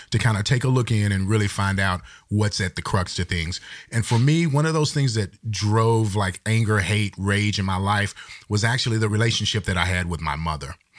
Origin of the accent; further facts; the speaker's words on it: Texas, United States; I'm from Texas